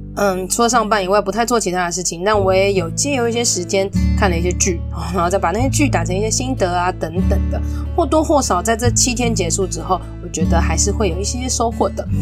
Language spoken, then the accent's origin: Chinese; Taipei, Taiwan; 身为台北人